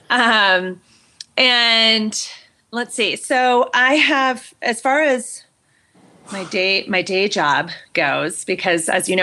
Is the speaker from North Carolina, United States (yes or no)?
no; California, United States; moved away as an adult; now in Boulder, United States; I was born and raised in California. I was there for 40 years